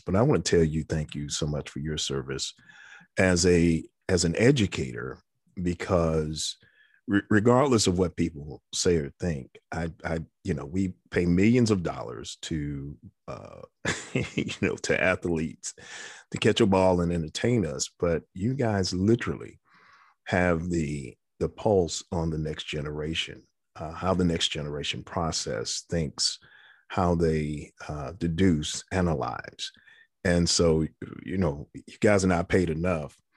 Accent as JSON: {"language": "English", "town": "New York City", "region": "New York", "country": "United States", "tie": "born or raised there", "said": "I was uh, a kid growing up in the Bronx"}